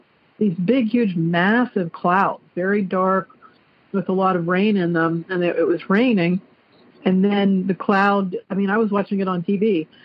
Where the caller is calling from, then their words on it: Clarksville, Ohio, United States; also born or lived in Dayton, Ohio; I'm calling from Clarksville, Ohio.